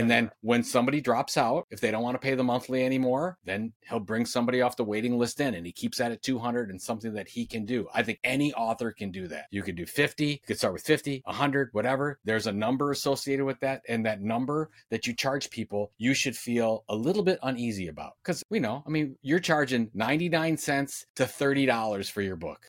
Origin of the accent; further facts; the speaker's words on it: Sandusky, Ohio, United States; I was born in Sandusky, Ohio